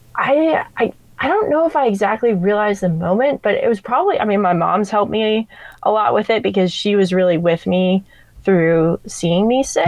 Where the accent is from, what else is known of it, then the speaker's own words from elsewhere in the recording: Vermont, United States; moved away as an adult; also born or lived in Hawaii / Italy / Florida; now in San Diego, United States; I grew up in Vermont, and then actually moved to Hawaii for a teaching job for three years.